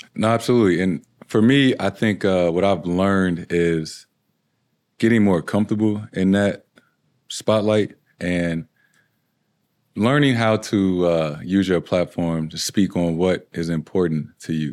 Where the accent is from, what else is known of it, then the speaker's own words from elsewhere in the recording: St. Louis, Missouri, United States; moved away as an adult; now in Boston, United States; Growing up in Saint Louis